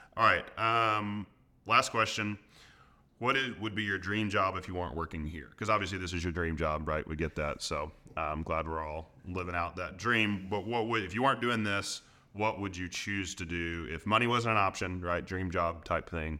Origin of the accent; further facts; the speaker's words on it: Arkansas, United States; I'm here from Arkansas, so I love the Razorbacks